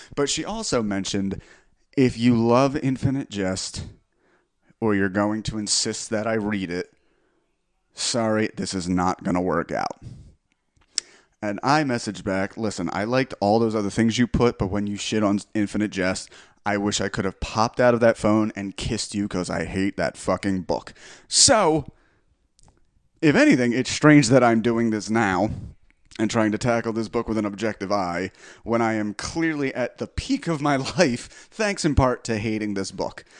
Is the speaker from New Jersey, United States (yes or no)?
yes; Belmar, New Jersey, United States; my hometown, Belmar, New Jersey